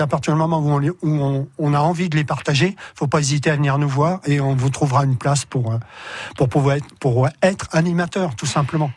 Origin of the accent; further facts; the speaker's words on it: France; nous, en tant que Français